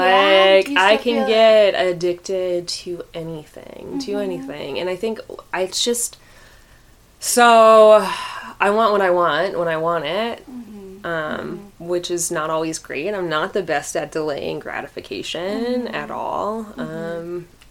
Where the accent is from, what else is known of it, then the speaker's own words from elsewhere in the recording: Clarks Summit, Pennsylvania, United States; I think, well, and I also grew up in I grew up in Clark Summit, so mm-hmm. I had, like, friends who were very affluent.